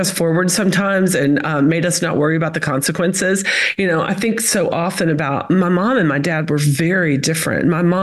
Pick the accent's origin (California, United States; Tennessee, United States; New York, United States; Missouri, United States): Tennessee, United States; Chattanooga; accent: Southern; moved away as an adult; now in Florida, United States; I'm from Chattanooga, Tennessee. I always say that's the accent. I've lived in Florida for a decade now, but Chattanooga, Tennessee is home. I grew up in a community called Lookout Mountain